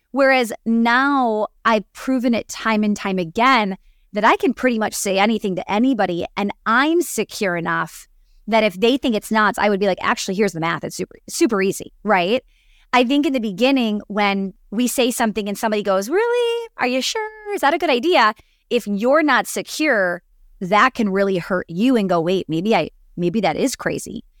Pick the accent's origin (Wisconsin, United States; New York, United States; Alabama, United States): Wisconsin, United States; growing up in Wisconsin